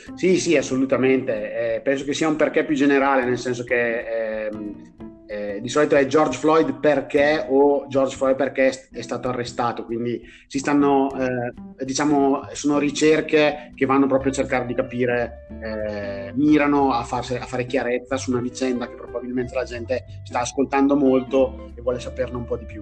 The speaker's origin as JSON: {"language": "Italian", "town": "Brescia", "region": "Lombardy", "country": "Italy", "moved": "yes", "said": "essendo bresciano"}